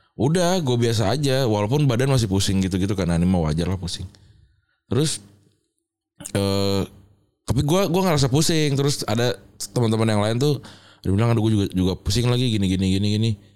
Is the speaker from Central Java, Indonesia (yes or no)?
yes; Semarang, Central Java, Indonesia; moved away; gue sudah tumbuh besar di Semarang